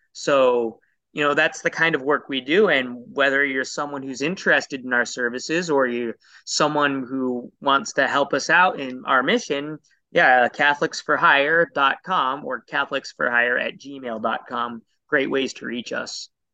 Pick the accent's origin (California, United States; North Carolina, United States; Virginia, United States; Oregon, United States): Oregon, United States; Portland; I grew up in Portland, Oregon